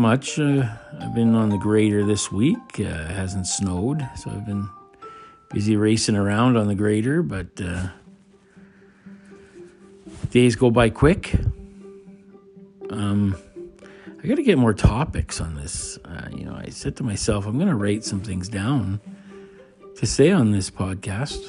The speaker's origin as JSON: {"language": "English", "country": "Canada", "said": "I'm not even American, I'm Canadian."}